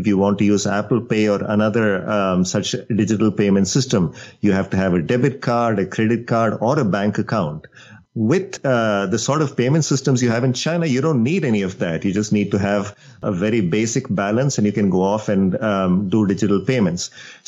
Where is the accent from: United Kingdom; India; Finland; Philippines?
India; moved away; So I grew up in India